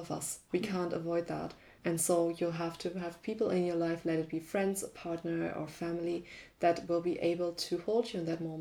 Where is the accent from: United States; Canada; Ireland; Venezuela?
Canada; I am Canadian.